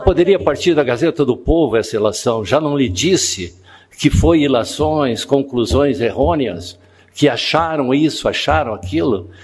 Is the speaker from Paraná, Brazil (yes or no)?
yes; Paraná, Brazil; Eu me envergonho, como paranaense